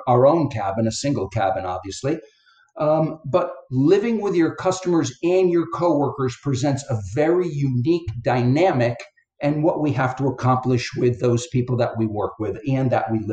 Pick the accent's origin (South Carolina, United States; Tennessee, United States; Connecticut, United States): Connecticut, United States; now in Florida, United States; I live in Florida now, but I grew up in Connecticut, which is in between New York and Boston